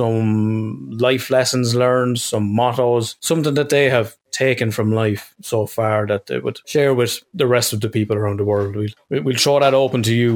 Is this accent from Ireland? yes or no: yes; Ireland; as two Irish guys